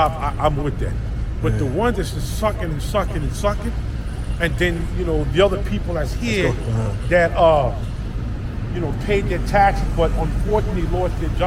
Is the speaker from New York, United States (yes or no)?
yes; New York City, New York, United States; also born or lived in Yonkers, New York; And I'm from here. I was born and raised here. I was born 181st Street in the South Bronx. 7 years old, I moved to Yonkers, man. I made that my home.